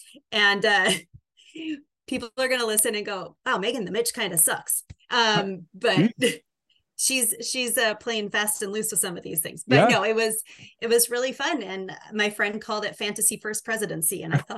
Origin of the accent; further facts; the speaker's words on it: Oregon, United States; moved away as an adult; also born or lived in Arizona; I grew up in Oregon.